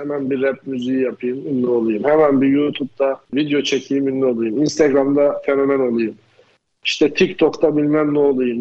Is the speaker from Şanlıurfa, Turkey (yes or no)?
no; Erzurum, Turkey; ben de Erzurumluyum